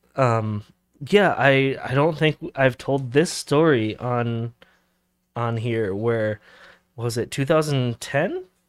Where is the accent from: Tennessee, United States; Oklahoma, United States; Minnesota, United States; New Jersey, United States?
Minnesota, United States; we're from Minnesota originally